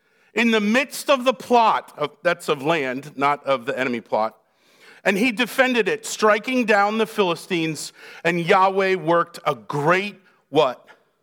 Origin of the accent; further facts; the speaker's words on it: Massachusetts, United States; Poland Spring. I don't know why. It's what I grew up in just outside Boston.